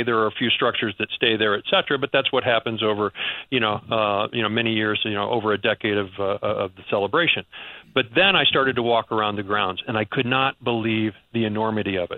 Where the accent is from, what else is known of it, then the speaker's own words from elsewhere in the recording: Missouri, United States; now in New York, United States; I'm from the Midwest. I'm from Missouri.